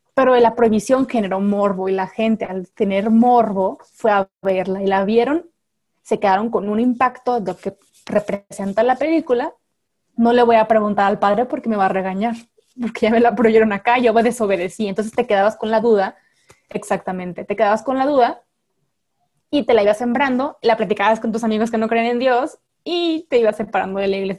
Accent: Mexico; acá en México

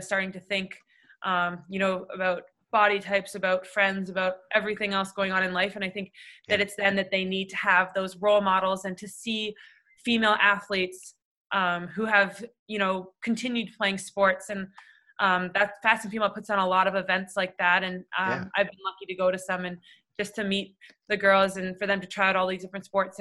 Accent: Toronto, Ontario, Canada; growing up in Toronto

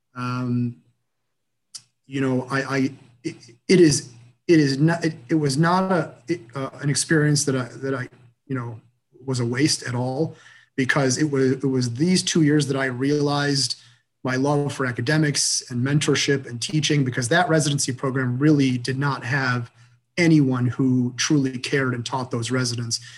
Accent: Michigan, United States; moved away as an adult; also born or lived in Boston; kind of rooted person in, in my hometown. I, I have a very close knit family. You know, 70 first cousins very, very close knit group of people. And I knew without a doubt that I wanted to be in Michigan

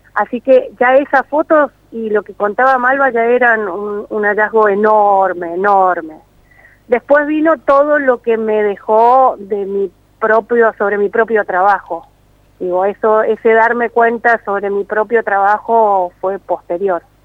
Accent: Mendoza, Argentina; accent: mendocino; mi acento mendocino

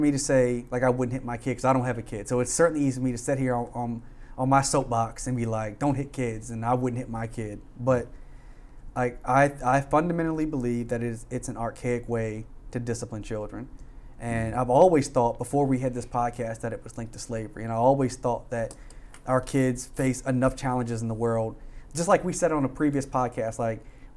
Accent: Frederick, Maryland, United States; where I grew up in Frederick

